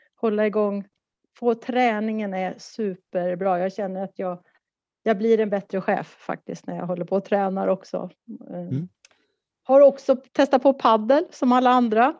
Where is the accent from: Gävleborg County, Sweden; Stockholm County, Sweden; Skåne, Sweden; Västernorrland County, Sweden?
Stockholm County, Sweden; Stockholm; moved away as an adult; now in Malmö, Sweden; Jag är en stockholmare som har bott i Malmö i tjugoett år.